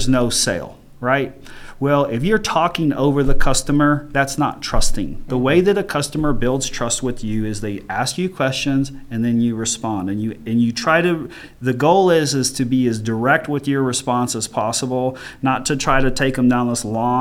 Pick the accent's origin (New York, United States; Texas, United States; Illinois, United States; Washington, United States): Texas, United States; Richardson; I grew up dirt poor in Richardson, Texas